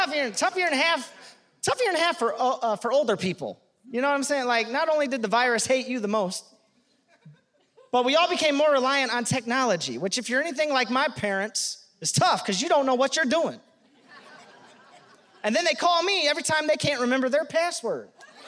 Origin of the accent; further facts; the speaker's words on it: Detroit, Michigan, United States; I'm from Detroit, Michigan